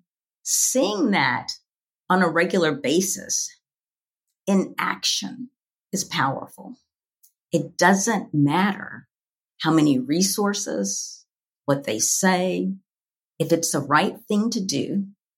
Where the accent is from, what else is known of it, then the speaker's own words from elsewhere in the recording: Louisville, Kentucky, United States; a little Black girl growing up in Louisville, Kentucky